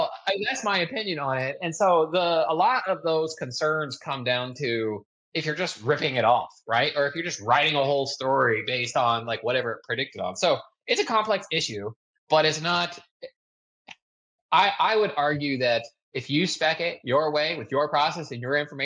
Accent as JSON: {"language": "English", "country": "United States", "said": "I'm American"}